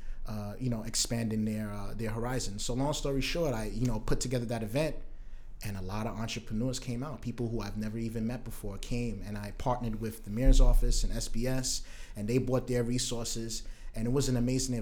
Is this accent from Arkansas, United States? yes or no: no; New York City, New York, United States; also born or lived in Brooklyn; I am from Southeast Queens. I was born in Brooklyn, but was raised in Southeast Queens